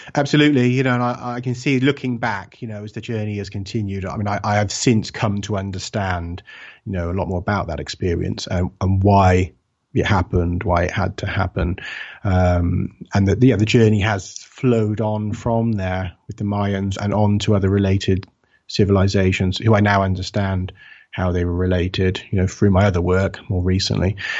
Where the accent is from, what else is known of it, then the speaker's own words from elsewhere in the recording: England, United Kingdom; I'm from the U K, I'm from England